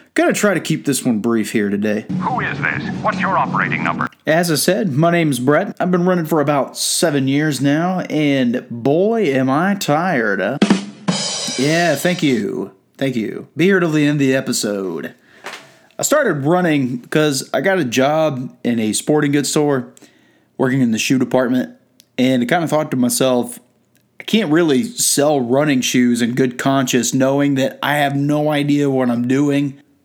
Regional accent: Georgia, United States; I'm from Georgia

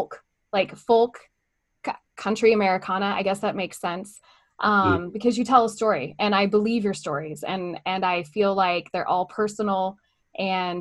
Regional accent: Southern California, United States; I grew up in Southern California

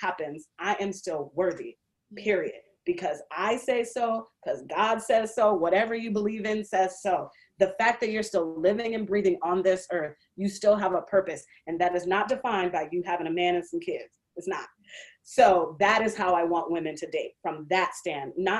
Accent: Seattle, Washington, United States; moved away as an adult; also born or lived in Indianapolis; I grew up in Seattle

